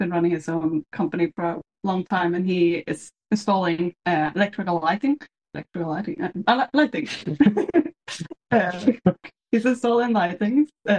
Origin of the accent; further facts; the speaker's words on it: Sweden; English is a second language; moved away as an adult; also born or lived in Germany; I'm from Sweden.